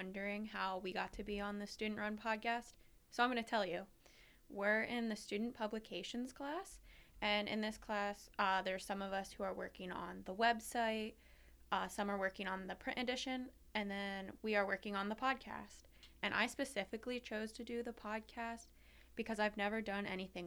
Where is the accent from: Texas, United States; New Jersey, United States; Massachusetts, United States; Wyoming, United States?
New Jersey, United States; Holmdel; I'm from Homedale, New Jersey, and I'm the oldest sibling.